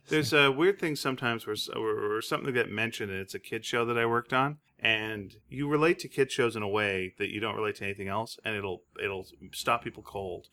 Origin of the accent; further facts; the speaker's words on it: Greenfield Park, Quebec, Canada; moved away; I grew up in Quebec